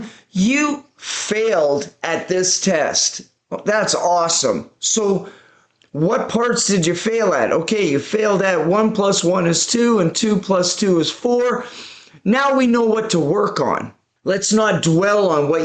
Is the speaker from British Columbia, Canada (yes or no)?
yes; Vancouver, British Columbia, Canada; I was born and raised in Vancouver, British Columbia, Canada